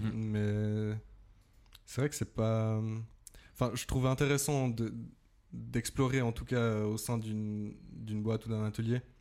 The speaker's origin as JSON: {"language": "French", "town": "Saxon", "region": "Valais", "country": "Switzerland", "moved": "yes", "lives_now": "Vevey, Switzerland", "said": "Je viens de Saxon en Valais"}